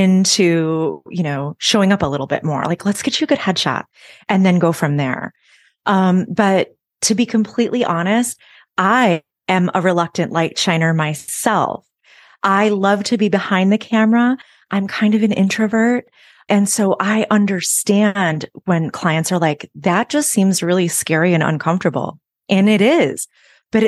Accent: Chicago, Illinois, United States; moved away as an adult; now in Nashville, United States; I'm originally from the Chicago area, and I moved here to Nashville about 8 years ago

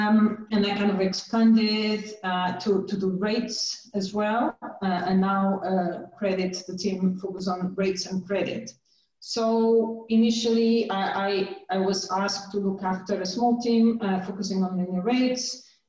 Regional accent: Portugal; moved away as an adult; now in United Kingdom; So how I started my career, I did a degree back in Portugal. I'm from Portugal in applied maths, and then I got a scholarship to study University of Warwick, where I did a master in financial mathematics

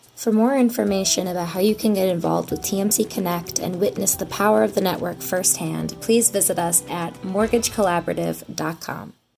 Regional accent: California, United States; I was born and bred in California

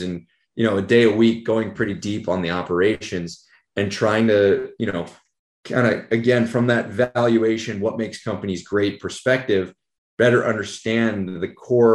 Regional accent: San Francisco Bay Area, California, United States; I grew up in the San Francisco Bay Area

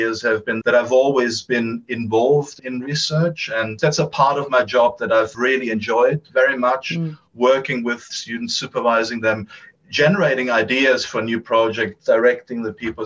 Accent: Munich, Bavaria, Germany; moved away; originally I'm from Germany, from Munich in Germany.

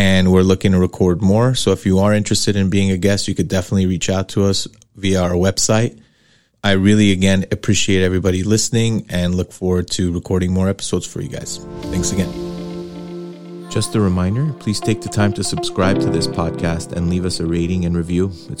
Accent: Los Angeles, California, United States; I am born and raised in Los Angeles, specifically in Hollywood, and grew up in Sherman Oaks, which is a suburb in the San Fernando Valley

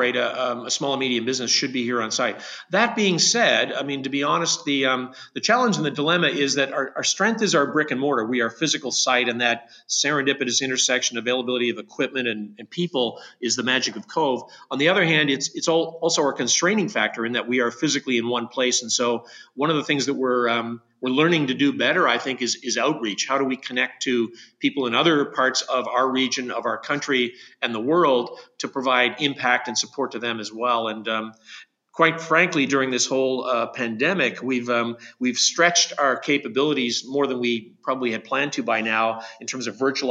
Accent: Canada

